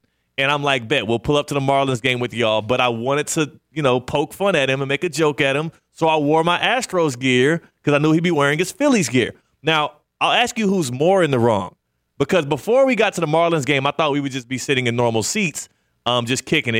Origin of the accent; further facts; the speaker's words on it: Houston, Texas, United States; Everybody knows I'm from Houston.